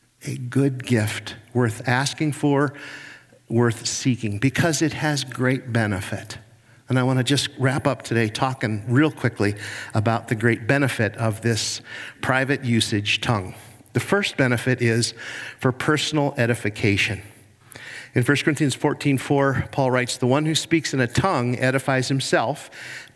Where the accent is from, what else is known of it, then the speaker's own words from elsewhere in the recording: Cleveland, Ohio, United States; I'm from Cleveland, Ohio, and I'm a Browns fan